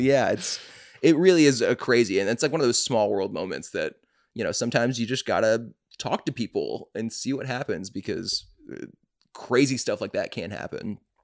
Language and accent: English; Atlanta, Georgia, United States; I'm from Atlanta